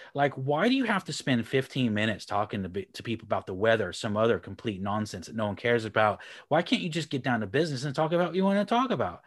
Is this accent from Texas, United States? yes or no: yes; Houston, Texas, United States; moved away as an adult; also born or lived in Republic of Ireland; now in Leeds, United Kingdom; I'm from Houston, Texas, and, um, moved to the Republic of Ireland about fifteen years ago, and then nine years ago, uh, nineteen years ago, moved up to the north of England up here near Leeds